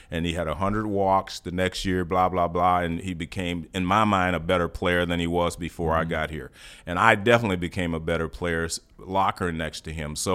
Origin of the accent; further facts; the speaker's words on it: Houston, Texas, United States; I came here from Houston and I was already a good player.